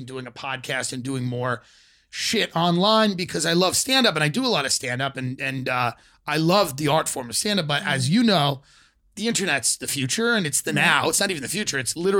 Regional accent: Long Island, New York, United States; Island, New York.

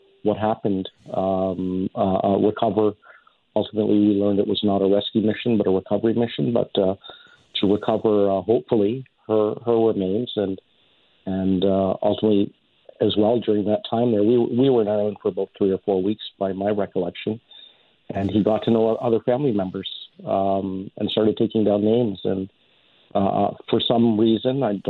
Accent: Canada; I came to Canada 6 months old. Canada's my home. It's my country. It's all I've ever known

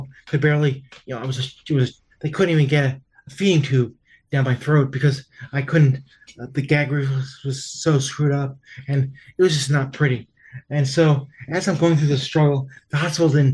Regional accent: New York, United States; I'm from New York, and so I tend to talk fast

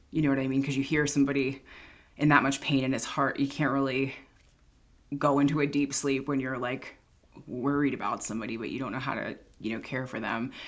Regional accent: Philadelphia, Pennsylvania, United States; moved away as an adult; also born or lived in San Francisco / Los Angeles; I'm from Philadelphia. It's like a top 10 murder city.

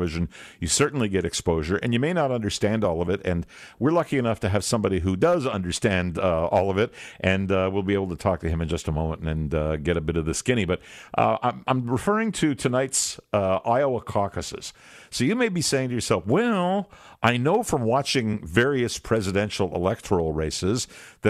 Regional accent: Canada; I'm a Canadian

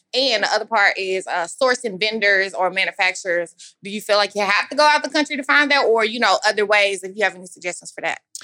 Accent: Dallas, Texas, United States; I'm from Dallas, Texas

